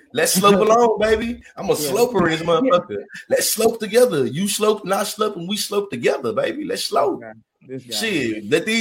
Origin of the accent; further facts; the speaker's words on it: the South, United States; I grew up as a Southerner